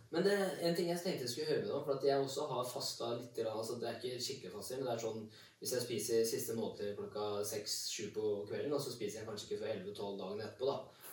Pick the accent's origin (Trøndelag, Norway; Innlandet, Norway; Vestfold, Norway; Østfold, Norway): Innlandet, Norway; Kongsvinger; jeg er fra Kongsvinger. Ja. Jeg er bygdegutt